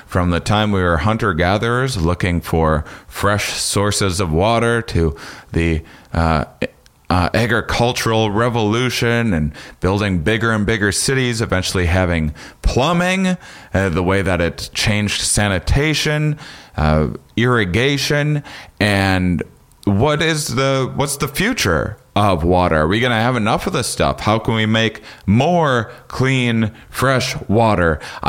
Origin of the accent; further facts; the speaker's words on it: La Crosse, Wisconsin, United States; I'm from La Crosse, Wisconsin, originally.